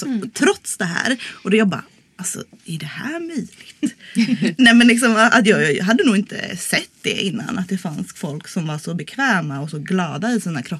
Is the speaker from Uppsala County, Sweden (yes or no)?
no; Stockholm, Stockholm County, Sweden; now in Malmö, Sweden; jag kommer ju från Stockholm